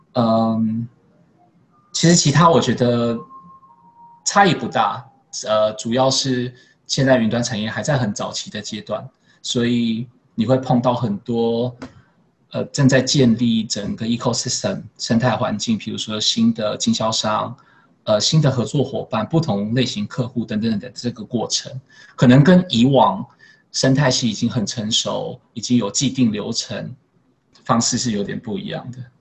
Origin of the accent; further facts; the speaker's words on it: Taiwan; moved away as an adult; now in Singapore; 这是一个台湾人蛮独特的位置可以去发挥的